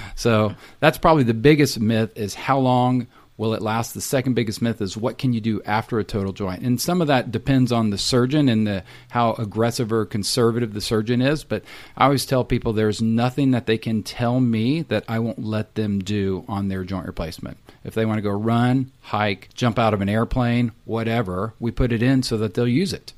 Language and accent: English; Texas, United States; also born or lived in Tennessee / Salt Lake City, Utah / Austin, Texas; I'm a Texan, so grew up in Texas